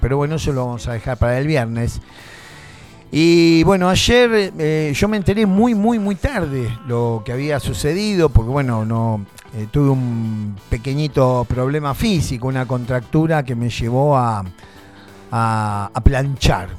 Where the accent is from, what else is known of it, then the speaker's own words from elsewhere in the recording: Argentina; also born or lived in Tandil; Los argentinos estamos sometidos